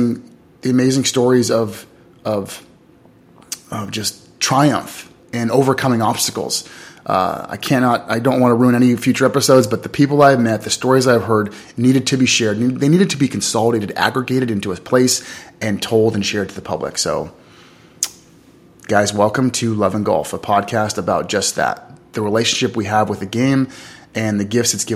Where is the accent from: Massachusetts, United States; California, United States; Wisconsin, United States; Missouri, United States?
California, United States; Los Angeles; I grew up in Los Angeles, California.